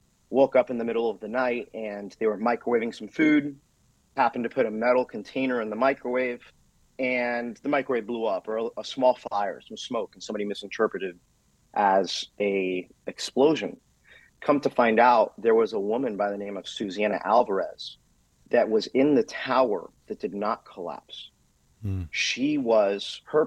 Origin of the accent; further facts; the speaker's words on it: South Florida, United States; I grew up here in South Florida